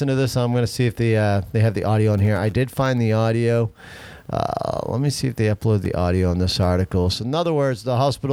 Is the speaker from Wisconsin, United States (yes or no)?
no; Maine, United States; That is my home state.